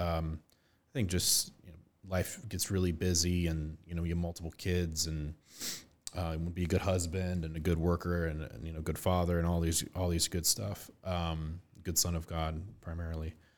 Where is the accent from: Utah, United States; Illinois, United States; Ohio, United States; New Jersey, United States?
Ohio, United States; Westerville; I grew up in Westerville, and that was the school I went to, K to eight